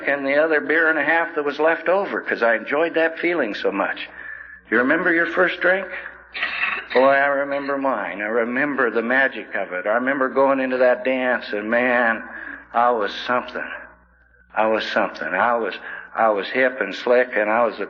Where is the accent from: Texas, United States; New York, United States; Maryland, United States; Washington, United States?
Washington, United States; Coulee Dam; I was born and raised in Coulee Dam, Washington